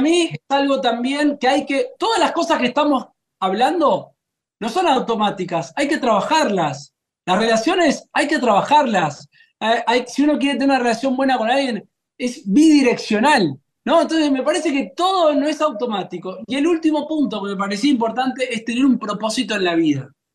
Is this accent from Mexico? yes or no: no; Argentina; la Argentina, que comemos una gran cantidad de pan